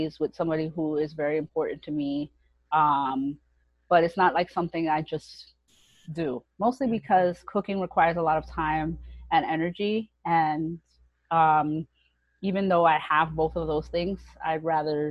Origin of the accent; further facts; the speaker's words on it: New York City, New York, United States; grew up in Brooklyn, New York